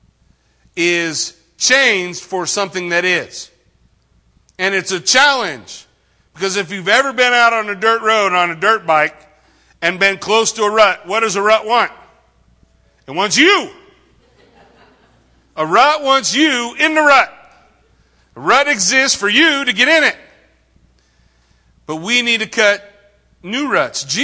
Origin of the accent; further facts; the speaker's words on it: Yucaipa, California, United States; I grew up in Yucaipa